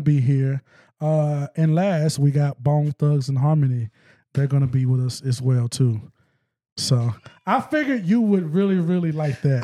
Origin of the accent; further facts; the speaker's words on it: West Memphis, Arkansas, United States; now in Northwest Arkansas, United States; I'm from West Memphis